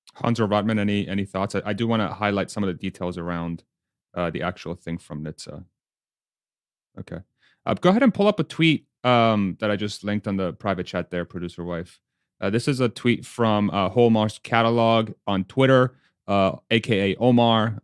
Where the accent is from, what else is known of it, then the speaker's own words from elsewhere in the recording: Spain; I was born in Spain